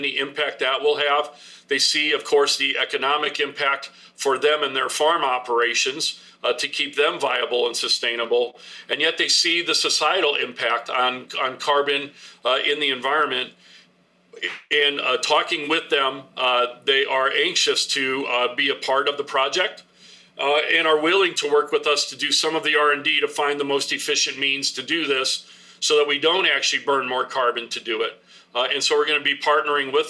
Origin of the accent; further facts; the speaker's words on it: northern Indiana, United States; my hometown area in northern Indiana